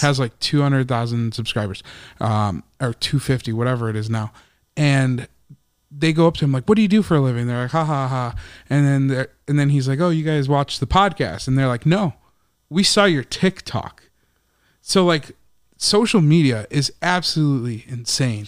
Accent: Chicago, Illinois, United States; that's my hometown

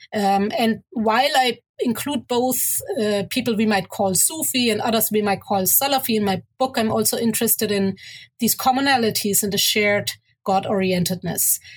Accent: Germany; moved away as an adult; also born or lived in Egypt (mother's origin) / Cairo, Egypt; now in Toronto, Canada; growing up in Germany, but going to Egypt uh, pretty much every year, which is where my mother is from

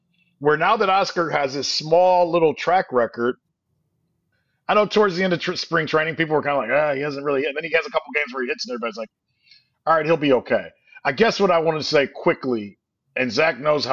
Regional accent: Northeast Ohio, United States; we're from Northeast Ohio

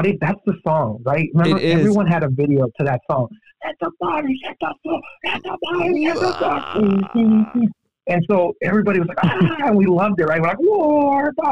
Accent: El Paso, Texas, United States; I'm from El Paso. It's like, 80% Hispanic.

